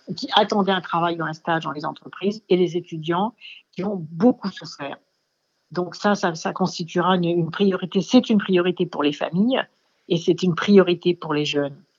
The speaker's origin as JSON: {"language": "French", "region": "Dakar", "country": "Senegal", "tie": "born or raised there", "moved": "yes", "said": "je suis née en Afrique, à Ouakam, au Sénégal"}